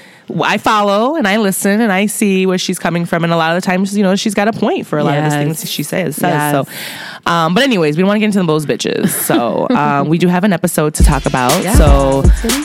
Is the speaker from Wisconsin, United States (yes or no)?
no; Chicago, Illinois, United States; I'm from Chicago, but, you know, my zip code is not a Chicago zip code